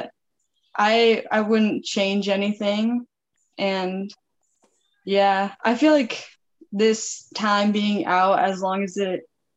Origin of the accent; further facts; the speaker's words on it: Northern California, United States; moved away as an adult; I'm actually from California, NorCal